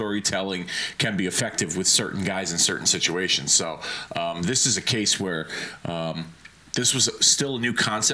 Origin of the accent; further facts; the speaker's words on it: Hartford, Connecticut, United States; my hometown in Hartford